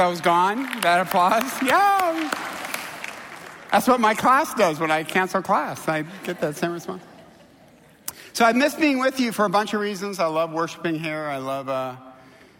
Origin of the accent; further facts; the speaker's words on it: Midwest, United States; now in Southern California, United States; I'm from the Midwest.